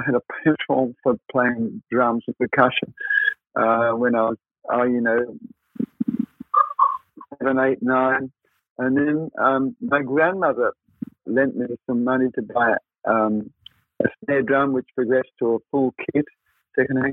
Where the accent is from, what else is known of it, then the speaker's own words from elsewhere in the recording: Melbourne, Victoria, Australia; moved away as an adult; also born or lived in London; now in Sydney, Australia; I'm a Melbourne boy, where you guys are located. I live in Sydney now, but I was born in Melbourne